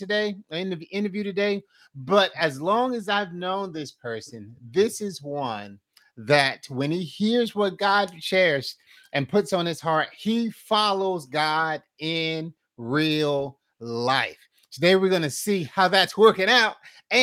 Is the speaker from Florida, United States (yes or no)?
yes; Fort Myers, Florida, United States; I'm originally from Fort Myers